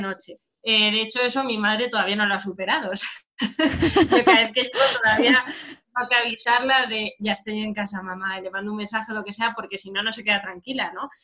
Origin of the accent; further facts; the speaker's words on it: Madrid, Community of Madrid, Spain; yo soy de Madrid, en la, zona centro peninsular